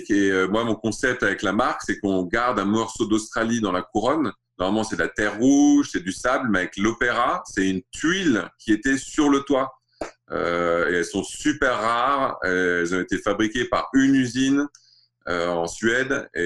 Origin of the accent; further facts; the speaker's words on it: Riyadh, Riyadh Province, Saudi Arabia; also born or lived in Alsace, France; J'ai grandi en Arabie Saoudite et euh, à Riyad. Et euh, je suis né en Alsace, j'ai grandi en Arabie Saoudite.